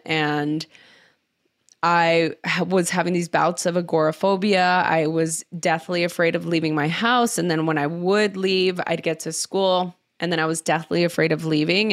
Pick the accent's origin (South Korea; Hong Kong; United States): United States; Los Angeles, California; I grew up in East Los Angeles